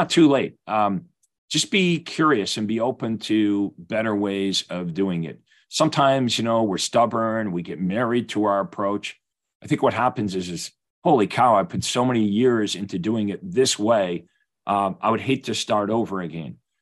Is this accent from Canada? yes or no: yes; Winnipeg, Manitoba, Canada; being Canadian, I've played hockey my whole life.